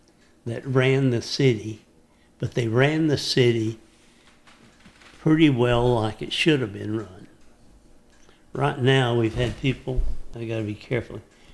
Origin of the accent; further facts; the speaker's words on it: Dallas, Texas, United States; now in Henderson County, Texas, United States; growing up around Dallas